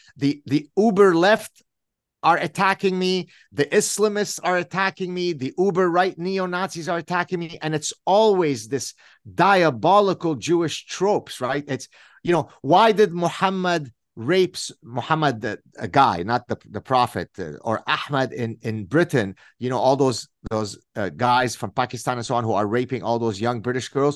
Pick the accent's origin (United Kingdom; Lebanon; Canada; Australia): Lebanon; growing up in the Lebanese Civil War